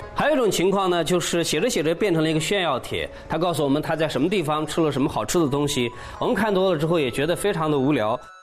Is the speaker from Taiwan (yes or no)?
no; China; 我们中国人